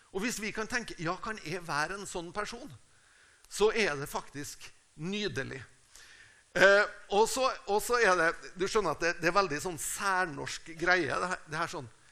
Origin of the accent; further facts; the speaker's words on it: Tingvoll, Møre og Romsdal, Norway; moved away; also born or lived in Uppsala, Sweden; Jeg er fra Tingvoll. Det er et lite sted på Nordmøre.